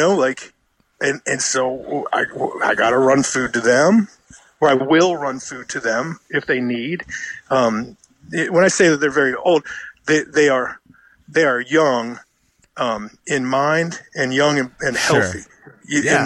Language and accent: English; United States; also born or lived in Richmond, Virginia; I'm American